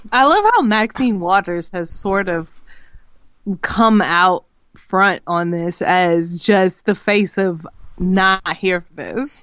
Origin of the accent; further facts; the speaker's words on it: Los Angeles, California, United States; moved away; growing up in Los Angeles when I was a kid